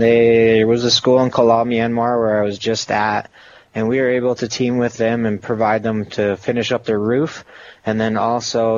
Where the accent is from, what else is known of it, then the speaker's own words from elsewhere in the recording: Rochester, Minnesota, United States; I was born and raised in Rochester, Minnesota